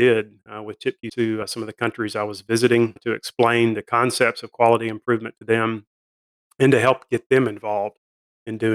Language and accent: English; North Alabama, United States; moved away as an adult; also born or lived in Nashville, Tennessee / Chattanooga, Tennessee; now in Jackson, United States; I grew up in North Alabama, moved to Nashville